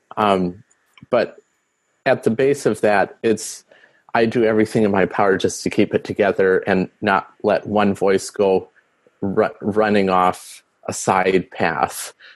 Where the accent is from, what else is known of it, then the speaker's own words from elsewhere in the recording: Rapid City, South Dakota, United States; the church I grew up at in Rapid City, South Dakota